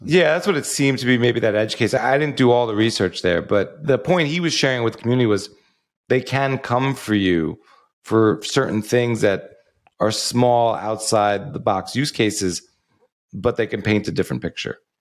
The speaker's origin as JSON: {"language": "English", "region": "New York", "country": "United States", "also_born_or_lived": "outside Chicago, Illinois", "moved": "yes", "lives_now": "Sarasota, United States", "said": "I'm originally from New York, but we moved here from outside of Chicago"}